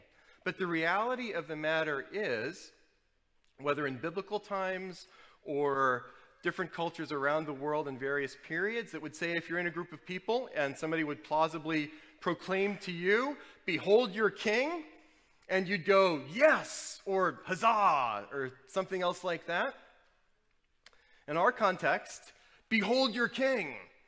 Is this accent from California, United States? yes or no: no; New Orleans, Louisiana, United States; I am from New Orleans. I can't do a New Orleans accent.